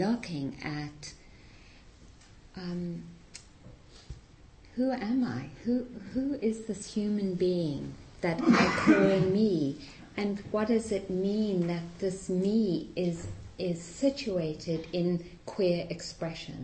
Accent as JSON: {"language": "English", "country": "South Africa", "tie": "born or raised there", "also_born_or_lived": "Massachusetts, United States", "moved": "yes", "lives_now": "United States", "said": "growing up in South Africa and having parents who were very active in the anti-apartheid movement"}